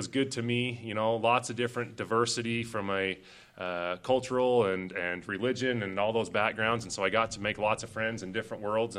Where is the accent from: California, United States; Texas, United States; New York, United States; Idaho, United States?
Idaho, United States; Twin Falls; moved away as an adult; also born or lived in Phoenix, Arizona; now in Cache Valley, Utah, United States; So Twin's always been where I started, where I grew up, where I played sports and hunted and fished